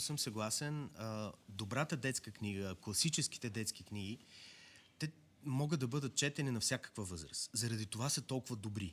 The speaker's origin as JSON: {"language": "Bulgarian", "town": "Yambol", "region": "Yambol Province", "country": "Bulgaria", "said": "аз съм от Ямбол"}